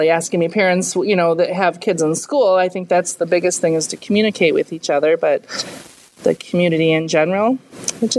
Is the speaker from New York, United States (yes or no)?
no; Grand Ridge, Illinois, United States; also born or lived in Ottawa, Illinois; I grew up in Grand Ridge, just a little bit south of here. But I went to Ottawa High School